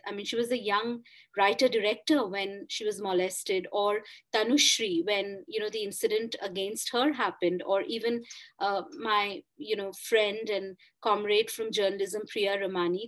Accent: India; first language Bengali; English is a second language; moved away as an adult; I actually used to write a lot in Bengali, but 20 years away from my mother, you know, my mother tongue in a sense in my hometown

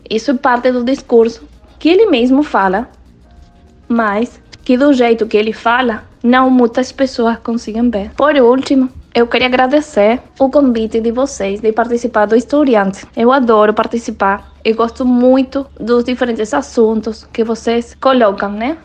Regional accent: Argentina; sou da Argentina

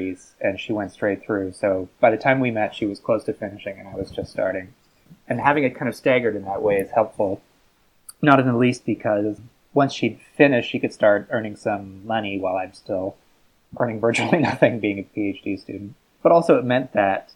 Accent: Newfoundland and Labrador, Canada; moved away as an adult; now in United Kingdom; I am Canadian. I'm from a Atlantic province called Newfoundland

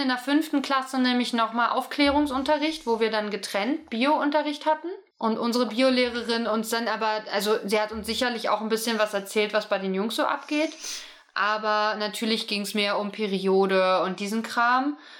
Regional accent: East Germany, Germany; ich komme ja aus dem Osten

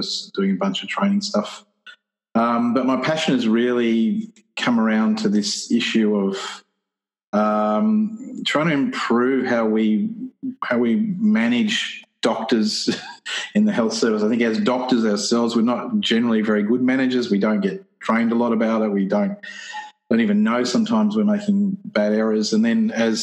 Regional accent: Newcastle, New South Wales, Australia; I'm from Newcastle, which is the land of the Wabakal people

